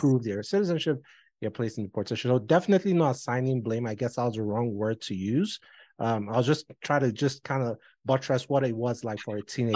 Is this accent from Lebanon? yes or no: no; Nigeria; moved away as an adult; my nigerian passport